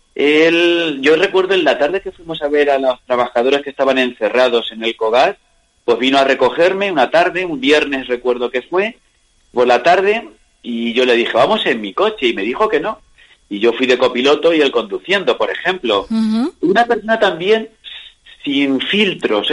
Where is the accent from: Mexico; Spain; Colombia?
Spain; Bolaños de Calatrava, Castilla-La Mancha; Yo soy natural de Bolaños